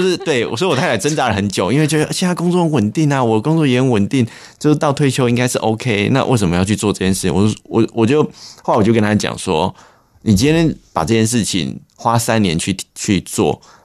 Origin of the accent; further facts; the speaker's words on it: Longtan, Taoyuan, Taiwan; moved away as an adult; also born or lived in Hsinchu; 我们老家是在龙潭